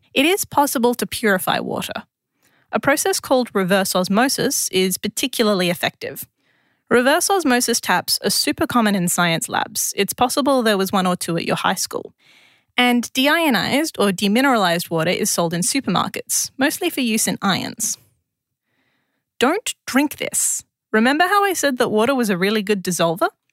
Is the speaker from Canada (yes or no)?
no; Adelaide, South Australia, Australia; moved away as an adult; now in Canberra, Australia; as a South Australian